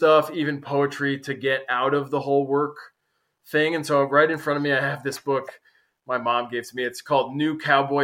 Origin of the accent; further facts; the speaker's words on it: United States; moved away as an adult; now in Portugal; living in foreign countries for me has given me that as an American